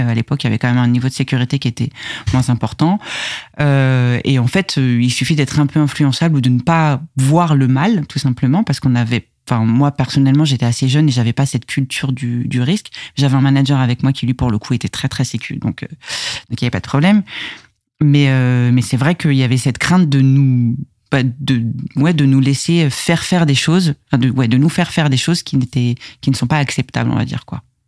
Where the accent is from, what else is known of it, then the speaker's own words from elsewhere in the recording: Conflans-Sainte-Honorine, Île-de-France, France; Je suis née à Conflans-Sainte-Honorine et j'ai grandi de toute, enfin ouais, globalement euh, toute mon enfance entre le Val d'Oise et les, Yvelines